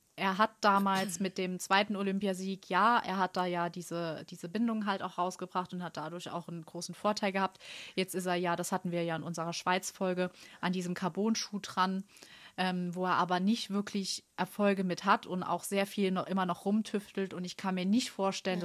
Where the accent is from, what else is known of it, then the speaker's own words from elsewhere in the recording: Germany; ich als Deutsche